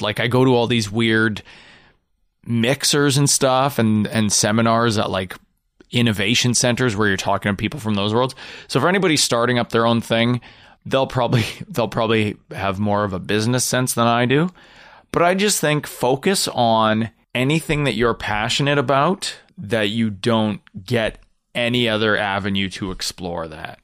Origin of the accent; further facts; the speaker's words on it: Canada; as a Canadian in Canadian comedy